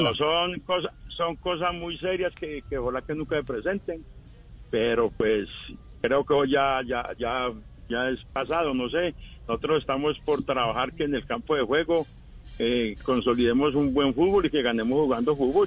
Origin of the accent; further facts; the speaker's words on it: Granada, Antioquia, Colombia; also born or lived in Cali; now in Medellín, Colombia; nos vinimos de Granada, después de 40 años en Cali, llegamos aquí a Medellín